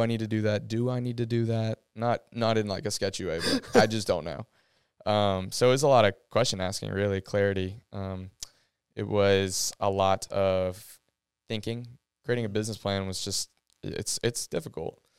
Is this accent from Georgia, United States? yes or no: yes; Athens, Georgia, United States; growing up in Athens, being at Georgia